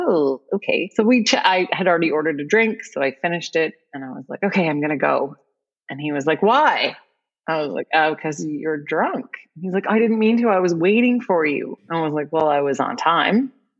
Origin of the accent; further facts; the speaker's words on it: Saskatoon, Saskatchewan, Canada; I'm from Saskatoon.